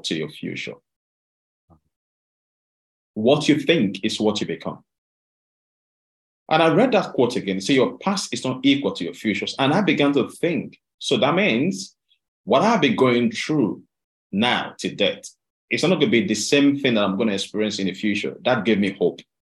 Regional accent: Delta, Nigeria; moved away as an adult; now in United Kingdom; I I was raised up in Delta State in Nigeria.

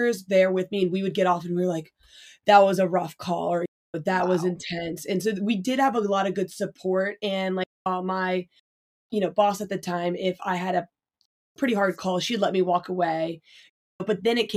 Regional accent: Northern Virginia, United States; moved away; also born or lived in Philadelphia area; I'm from the Northern Virginia

